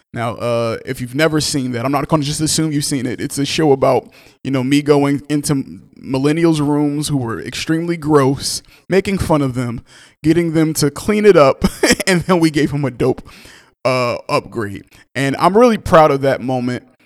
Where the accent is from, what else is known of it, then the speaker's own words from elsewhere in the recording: Newark, New Jersey, United States; I'm from Newark, New Jersey. I'm very proud to be from Newark, New Jersey